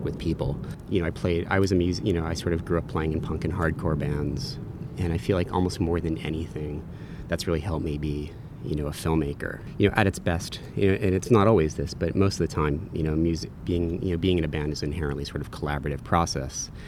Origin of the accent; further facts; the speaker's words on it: Baltimore, Maryland, United States; also born or lived in New York; I am originally from New York, but my family moved down to Baltimore, you know, when I was in middle school. So I kind of spent middle and high school down there